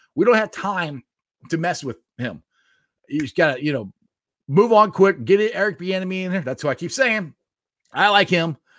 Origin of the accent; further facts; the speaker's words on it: Cincinnati, Ohio, United States; I grew up here in Cincinnati, Ohio